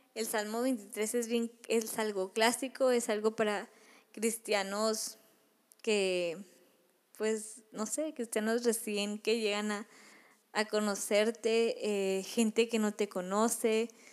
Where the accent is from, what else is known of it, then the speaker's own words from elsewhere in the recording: Monterrey, Nuevo León, Mexico; yo soy de Monterrey